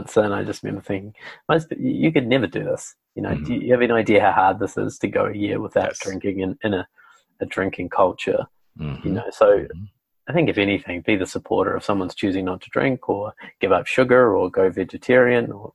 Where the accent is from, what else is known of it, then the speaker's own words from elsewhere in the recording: New Zealand; I'm from New Zealand, so we have a lot of good wine down here. So I was brought up drinking wine